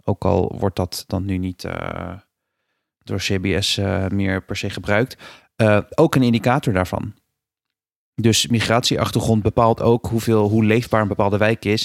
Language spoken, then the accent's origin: Dutch; Rotterdam, South Holland, Netherlands; Ik woon in Rotterdam